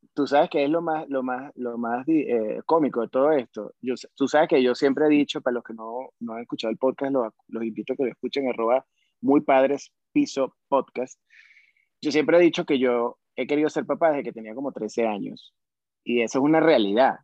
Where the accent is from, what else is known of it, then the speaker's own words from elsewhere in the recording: Venezuela; now in Mexico City, Mexico; soy un, venezolano más en la Ciudad de México